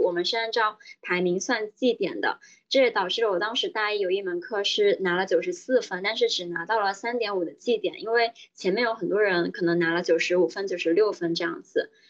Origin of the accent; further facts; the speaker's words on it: Guangdong, China; moved away as an adult; now in Shanghai, China; 我是广东人，所以当时爸妈是认为觉得去北京太远了，而且他们更希望我留在广东省内